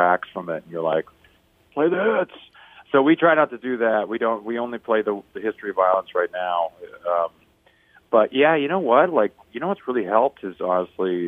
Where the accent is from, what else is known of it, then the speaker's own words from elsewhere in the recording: Vancouver, British Columbia, Canada; I'm from Vancouver